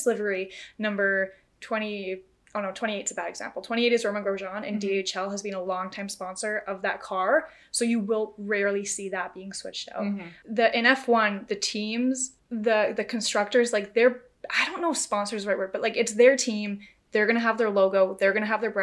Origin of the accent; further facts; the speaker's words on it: Canada; as Canadians